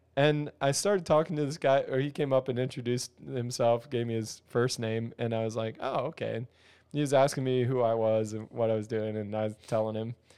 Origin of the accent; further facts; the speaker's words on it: near Philadelphia, Pennsylvania, United States; now in Ohio, United States; I grew up near there, but I live in Ohio now.